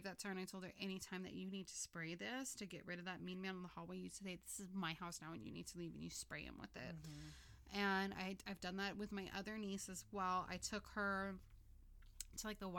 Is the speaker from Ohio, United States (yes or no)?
no; Los Angeles, California, United States; born and raised in Los Angeles